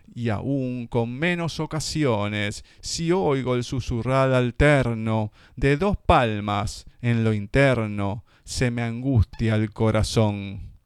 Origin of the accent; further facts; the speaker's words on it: Argentina; todos los que somos argentinos